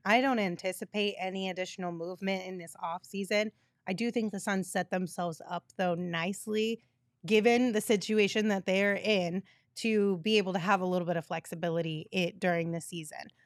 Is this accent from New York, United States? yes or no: no; Sierra Vista, Arizona, United States; moved away; also born or lived in California / Texas; when I first moved away from Sierra Vista, I moved to California and everyone was like, "Where are you from? I feel like you have an accent."